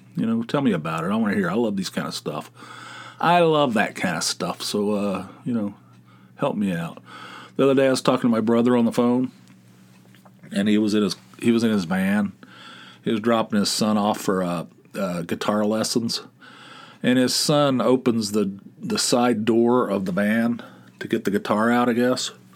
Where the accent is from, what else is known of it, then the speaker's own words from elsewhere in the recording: West Virginia, United States; I'm from West Virginia